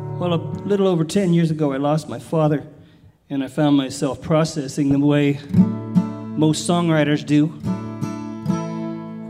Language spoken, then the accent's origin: English; California, United States; I grew up in California